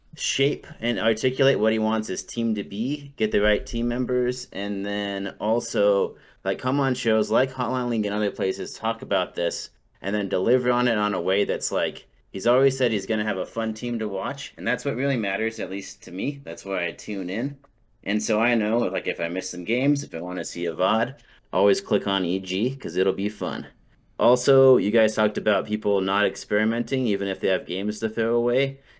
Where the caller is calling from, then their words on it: Montana, United States; I'm calling from Montana.